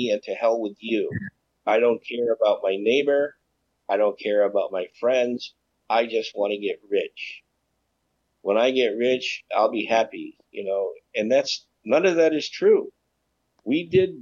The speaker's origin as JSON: {"language": "English", "country": "United States", "tie": "born or raised there", "said": "growing up, as an American, we always had what was called the American dream."}